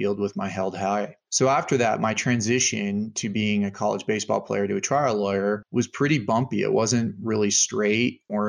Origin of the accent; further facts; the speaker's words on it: Longmont, Colorado, United States; Growing up in Longmont, Colorado